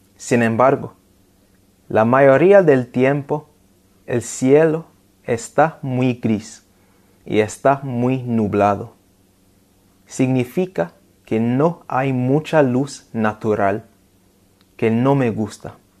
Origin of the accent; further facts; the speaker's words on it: London, United Kingdom; first language English; Spanish is a second language; mi ciudad natal, Londres